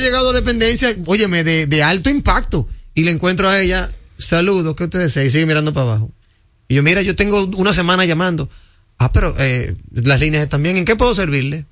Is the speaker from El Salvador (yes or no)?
no; Dominican Republic; somos dominicanos